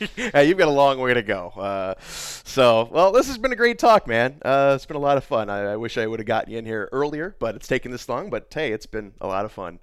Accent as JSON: {"language": "English", "town": "Fort Wayne", "region": "Indiana", "country": "United States", "tie": "born or raised there", "said": "I'm from Fort Wayne. I am born and raised."}